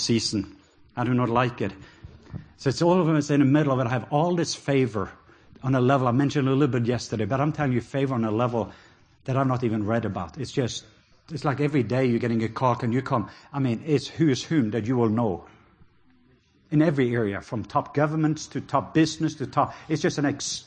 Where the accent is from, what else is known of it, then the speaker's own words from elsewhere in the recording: Norway; accent: Norwegian; English is a second language; now in Georgia, United States; just my Norwegian accent